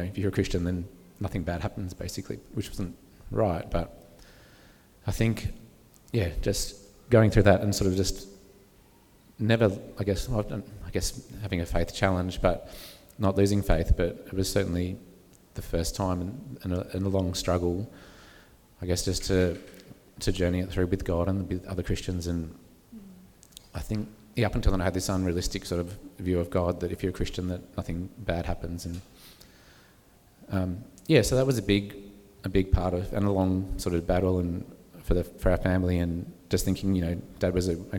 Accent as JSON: {"language": "English", "town": "Sydney", "region": "New South Wales", "country": "Australia", "tie": "born or raised there", "said": "So I grew up in Sydney"}